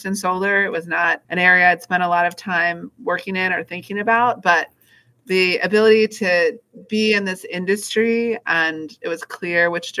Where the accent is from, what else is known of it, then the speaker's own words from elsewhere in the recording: Washington, District of Columbia, United States; I grew up here in Washington, D.C.